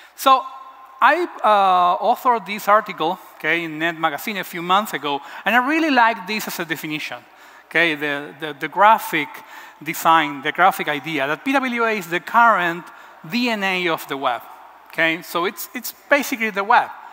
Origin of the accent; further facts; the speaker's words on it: Buenos Aires, Argentina; I'm from Argentina, from Buenos Aires